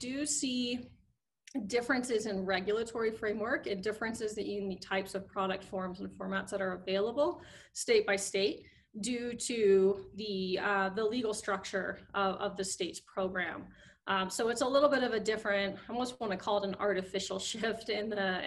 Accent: Colorado, United States; Colorado proud, you know, I'm from Colorado

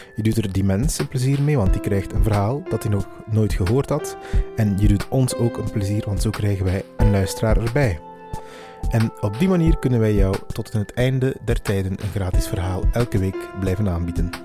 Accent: Meetjesland, Flanders, Belgium; ik ben zelf vandaar.

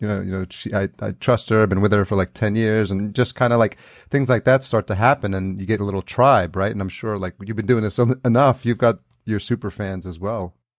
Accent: Yonkers, New York, United States; now in Los Angeles, United States; I grew up in Yonkers

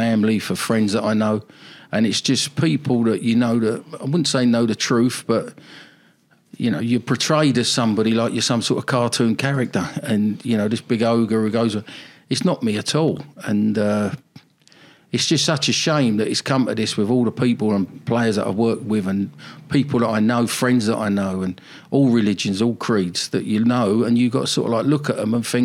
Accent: London, United Kingdom; moved away as an adult; also born or lived in Exeter; I'm an English boy, born, bred, South London lad.

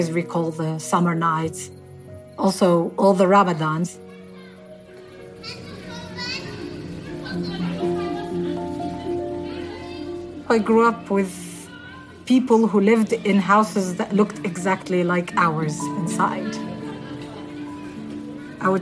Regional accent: Tunis, Tunis Governorate, Tunisia; I grew up in Tunis, the capital, in this place called Bardo

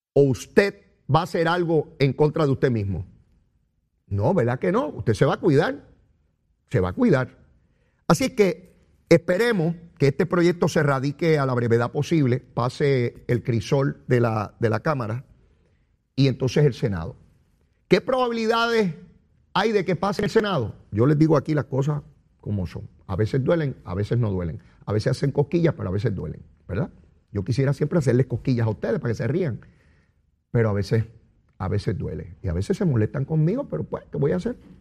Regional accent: Puerto Rico

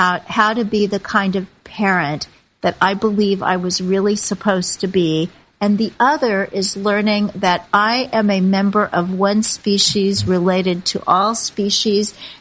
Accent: Kansas City, Missouri, United States; moved away; I still see Main Street in Kansas City, my hometown, where I just spent the past week

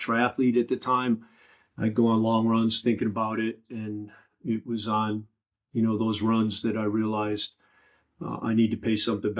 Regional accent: Oak Park, Illinois, United States; Born and raised in Oak Park, Illinois

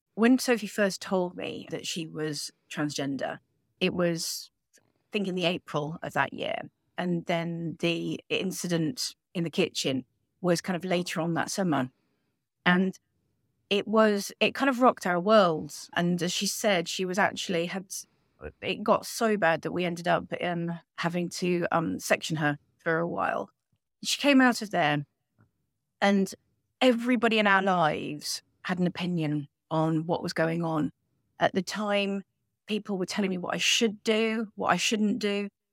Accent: United Kingdom; now in Spain; We're British citizens, but we're living, um, a lovely life on the Sunshine Coast in Spain

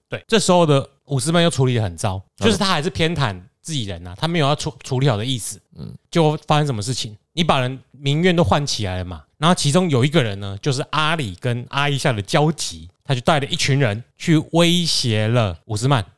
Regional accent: Taiwan; 身为台湾人

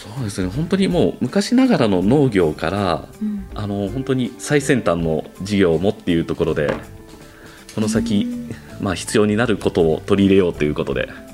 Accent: Toyohashi, Aichi, Japan; 豊橋出身なんで

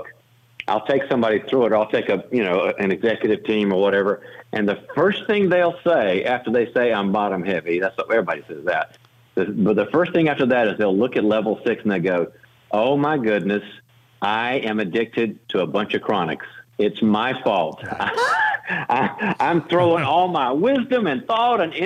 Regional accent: North Carolina, United States; now in California, United States; I'm originally from the South. We've been Barbie and I raised the kids in California, but I'm originally from North Carolina

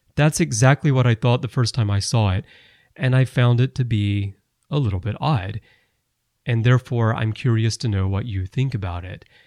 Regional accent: Alabama, United States; moved away; I'm from Alabama originally

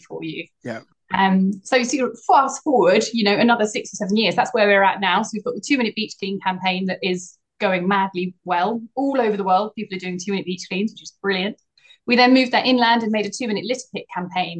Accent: Essex, East of England, United Kingdom; now in Cornwall, United Kingdom; I grew up in Essex

